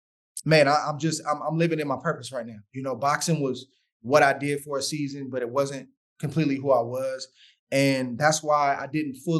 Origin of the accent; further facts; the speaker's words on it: Oakland, California, United States; also born or lived in San Francisco / Hayward; born in San Francisco, spent some time living in Hayward, was in Oakland, then went to Hayward, then back to Oakland